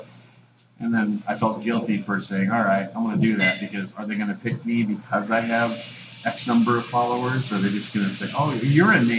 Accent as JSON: {"language": "English", "town": "Dallas", "region": "Texas", "country": "United States", "tie": "born or raised there", "also_born_or_lived": "Lake Charles, Louisiana", "said": "my folks moved to Dallas, so I'm basically a Texan"}